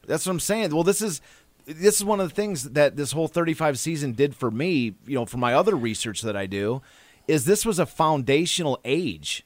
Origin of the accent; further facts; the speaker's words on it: Kalamazoo, Michigan, United States; now in Detroit, United States; I'm from Kalamazoo